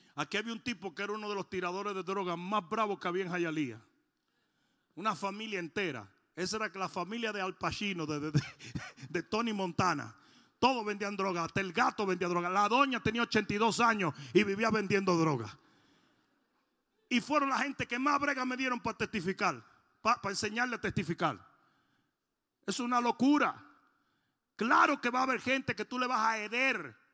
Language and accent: Spanish; Dominican Republic; moved away